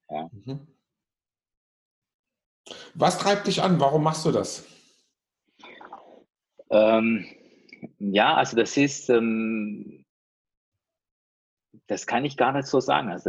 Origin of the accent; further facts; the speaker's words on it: Iran; also ich komme äh, ja, aus dem Iran